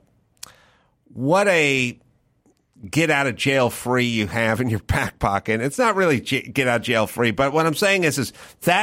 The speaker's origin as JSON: {"language": "English", "town": "Los Angeles", "region": "California", "country": "United States", "said": "I'm from North Hollywood, California"}